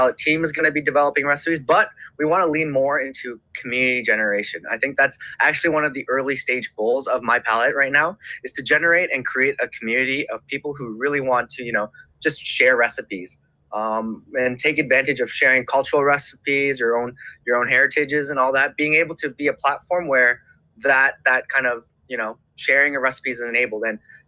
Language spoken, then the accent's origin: English; Canada; I am Canadian, but I've grown up in a Cantonese family background.